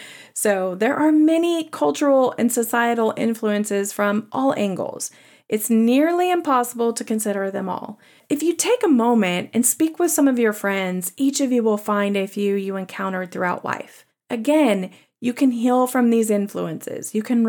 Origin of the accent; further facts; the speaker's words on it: the South, United States; accent: Southern; I question the implication that being a Southerner with an accent makes someone less intelligent than someone else without a Southern accent.